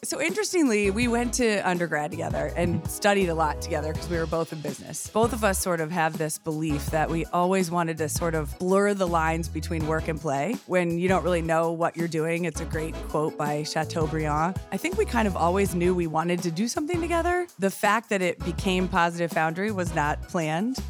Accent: Columbus, Ohio, United States; born and raised in Columbus

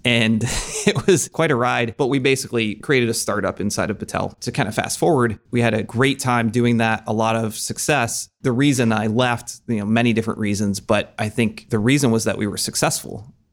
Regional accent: Maumee, Ohio, United States; moved away as an adult; now in Columbus, United States; I grew up in the Toledo area, a suburb called Maumee, and came down to Ohio State for school, then lived here ever since, so it's been about twenty years now

